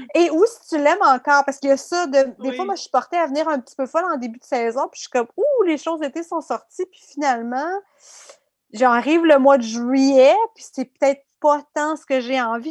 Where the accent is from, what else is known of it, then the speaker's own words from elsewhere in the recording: Abitibi, Quebec, Canada; moi, j'ai grandi en Abitibi